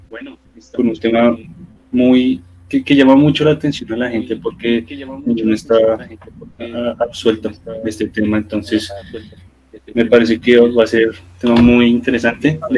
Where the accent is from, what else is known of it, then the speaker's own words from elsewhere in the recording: Bogotá, Bogotá Capital District, Colombia; born there; pues soy ciudadano colombiano, nací en Bogotá, ya tengo ratito en este planeta